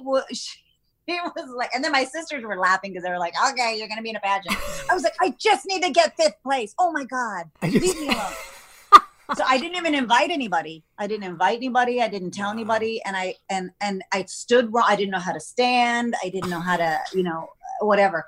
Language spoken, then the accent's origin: English; Texas, United States; I'm from Texas where it's pageants and football